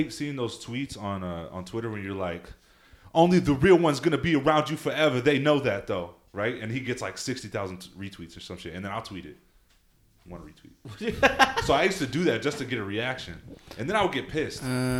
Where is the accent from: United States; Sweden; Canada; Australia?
United States; Texas; I'm from Texas.